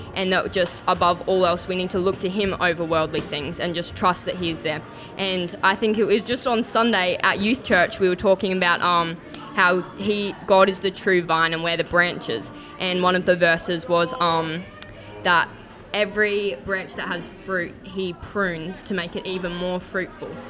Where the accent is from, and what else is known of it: Gold Coast, Queensland, Australia